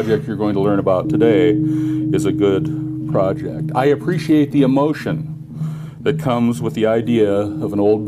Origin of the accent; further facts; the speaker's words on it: Missoula, Montana, United States; So when I was a little boy in the 1960s, growing up in Missoula, Montana